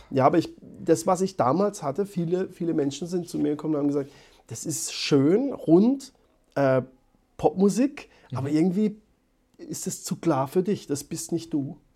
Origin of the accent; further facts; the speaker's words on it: Baden-Württemberg, Germany; accent: Baden dialect (Badisch); unser Dialekt